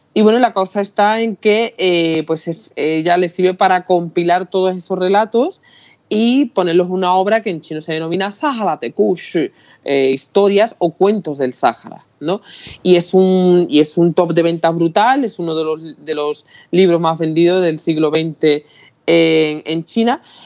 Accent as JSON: {"language": "Spanish", "town": "Utrera", "region": "Andalusia", "country": "Spain", "said": "yo soy de Utrera, en pueblo de Sevilla"}